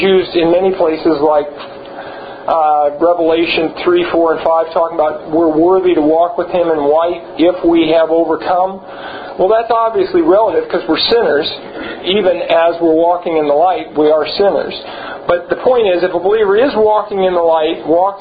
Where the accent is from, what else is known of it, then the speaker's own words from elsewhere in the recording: Los Angeles, California, United States; I was born in Los Angeles